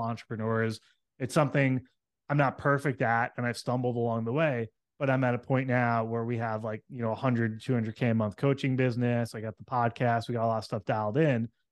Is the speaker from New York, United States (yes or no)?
yes; New York City, New York, United States; moved away; I came from New York City area. That's where I grew up